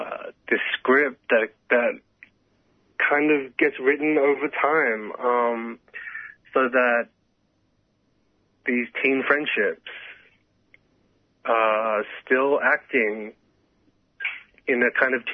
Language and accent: English; Sydney, New South Wales, Australia; my closest queer friends who I grew up with in Western Sydney.